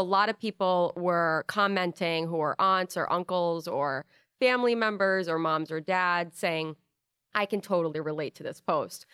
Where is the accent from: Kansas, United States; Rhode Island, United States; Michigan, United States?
Rhode Island, United States; growing up in Rhode Island